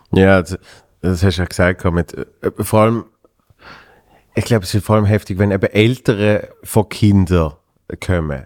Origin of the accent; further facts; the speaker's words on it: Switzerland; bei uns in der Schweiz